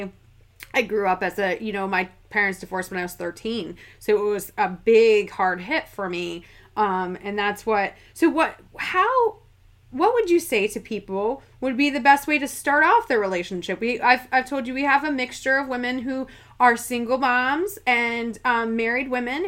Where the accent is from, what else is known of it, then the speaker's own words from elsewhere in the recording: upstate New York, United States; I'm from upstate New York, so like Canada practically, 30 minutes